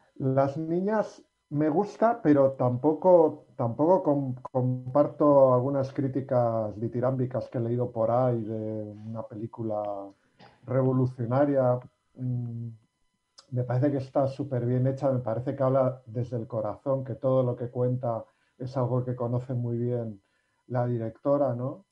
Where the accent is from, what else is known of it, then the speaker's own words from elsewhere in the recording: Basque Country, Spain; los que somos vascos